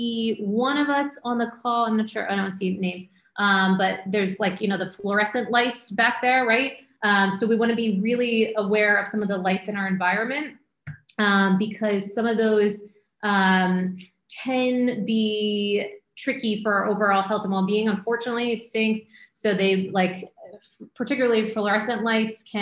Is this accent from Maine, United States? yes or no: yes; Maine, United States; moved away; also born or lived in Syracuse, New York / Manhattan, New York; I grew up in Maine, went to school in Syracuse, you know, very cold, snowy, lived in Manhattan for years